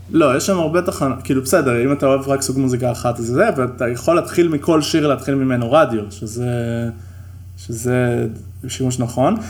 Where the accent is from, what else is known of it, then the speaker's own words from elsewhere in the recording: Israel; אנחנו ישראלים